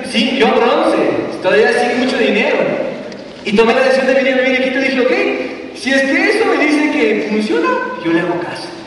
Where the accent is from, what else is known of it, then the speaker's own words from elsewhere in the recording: Quito, Pichincha, Ecuador; cuando yo tomé la decisión de venir a Quito a vivir, yo soy quiteño y mi esposa es maté. Entonces yo ya venía a Quito a vivir